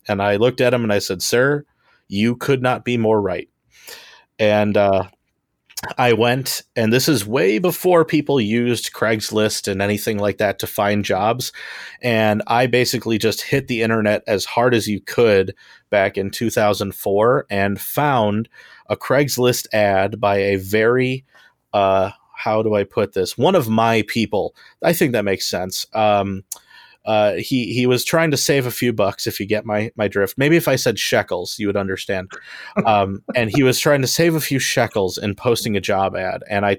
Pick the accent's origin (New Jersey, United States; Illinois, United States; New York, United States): Illinois, United States; Homewood; I'm an artist and comedian. I am from Homewood, Illinois.